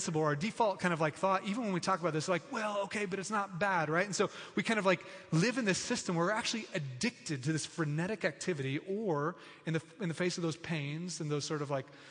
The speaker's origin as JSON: {"language": "English", "country": "United States", "tie": "born or raised there", "said": "I was born in America."}